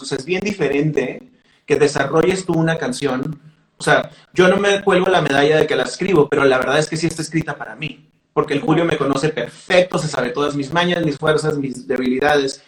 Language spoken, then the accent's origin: Spanish; Mexicali, Baja California, Mexico; nosotros grabamos como cuatro o cinco canciones en un estudio chafa en Mexicali